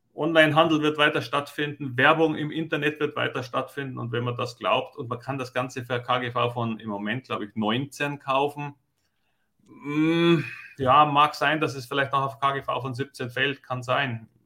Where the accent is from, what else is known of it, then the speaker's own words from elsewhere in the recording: Germany; bei uns in Deutschland